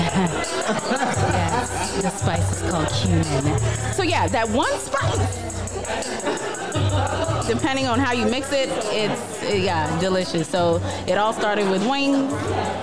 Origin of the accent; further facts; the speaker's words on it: Kenya; moved away; Let me bring my accent. I'm from Kenya.